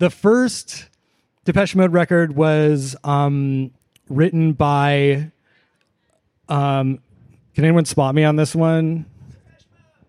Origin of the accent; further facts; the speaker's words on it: Seattle, Washington, United States; moved away as an adult; now in Olympia, United States; I'm from Seattle originally